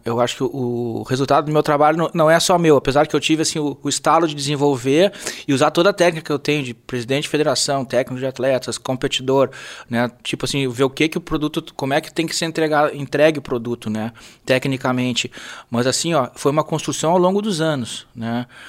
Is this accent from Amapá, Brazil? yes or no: no; Rio Grande do Sul, Brazil; eu sou gaúcho, né? E, e adoro nossa cultura, nossa tradição